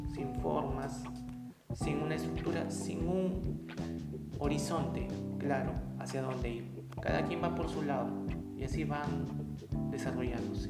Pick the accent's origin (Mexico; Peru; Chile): Peru; En mi país, desde donde yo vivo, que es Perú